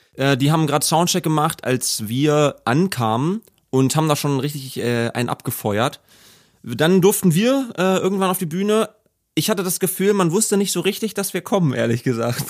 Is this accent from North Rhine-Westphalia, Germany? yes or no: no; Braunschweig, Lower Saxony, Germany; moved away as an adult; also born or lived in Peine; now in Hanover, Germany; in die Straßen meiner Heimat gefahren sind, in denen ich die ersten 20 Jahre aufgewachsen bin